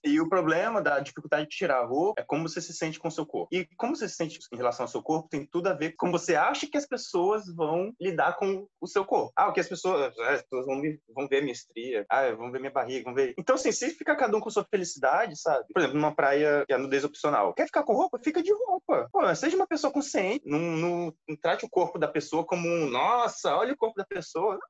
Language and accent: Portuguese; Brazil; eu como brasileiro